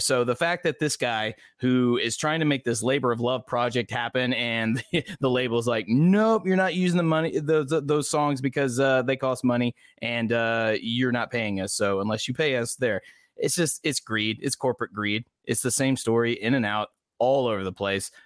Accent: the American South, United States; I'm a Southerner

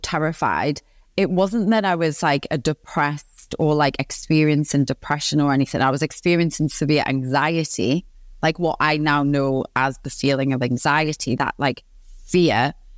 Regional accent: Newcastle upon Tyne, North East England, United Kingdom; accent: Geordie; I'm from Newcastle upon Tyne in the northeast of England. I'm born and raised

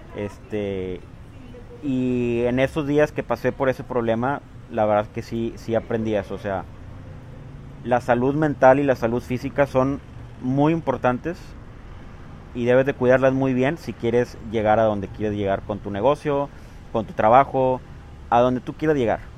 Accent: Matamoros, Tamaulipas, Mexico; also born or lived in Guadalajara; ¿por qué no empezarla en mi ciudad natal? Porque la idea también era aquí en, Matamoros

